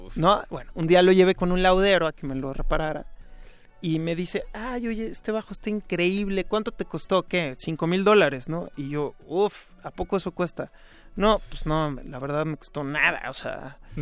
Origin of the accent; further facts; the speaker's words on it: Mexico City, Mexico; Toda mi niñez, sí. Bueno, en realidad siempre he vivido en la Ciudad de México. Y bueno, crecí aquí en la del Valle